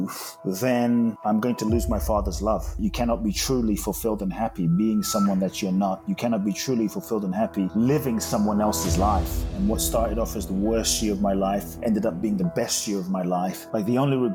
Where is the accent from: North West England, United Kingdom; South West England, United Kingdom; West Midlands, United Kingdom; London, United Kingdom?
London, United Kingdom; moved away as an adult; also born or lived in Ghana; now in United States; I grew up in London, live in the US now since 18